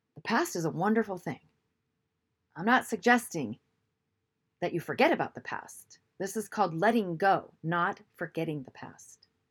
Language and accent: English; Seattle, Washington, United States; I'm from the Seattle area